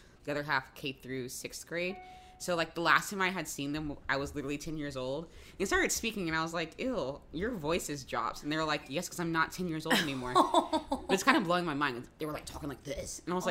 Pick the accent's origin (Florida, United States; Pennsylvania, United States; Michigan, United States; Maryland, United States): Florida, United States; Jacksonville; moved away; my hometown, Jacksonville.